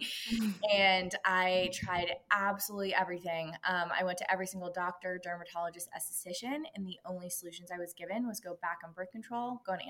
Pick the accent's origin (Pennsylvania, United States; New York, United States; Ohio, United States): Pennsylvania, United States; Pittsburgh; now in Los Angeles, United States; I'm originally from Pittsburgh, Pennsylvania, now living